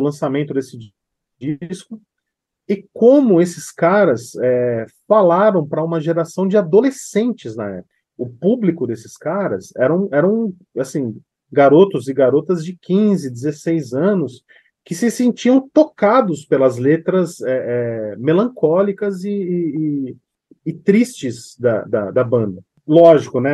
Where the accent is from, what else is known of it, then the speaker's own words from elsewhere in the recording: São Paulo, Brazil; Eu sou de São Paulo